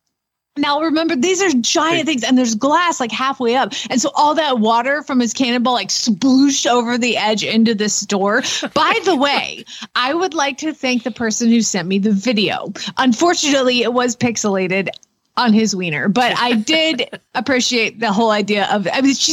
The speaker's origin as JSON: {"language": "English", "region": "Georgia", "country": "United States", "tie": "born or raised there", "said": "I'm from Georgia. I was born in Georgia. My daddy's from Georgia. My whole family lives"}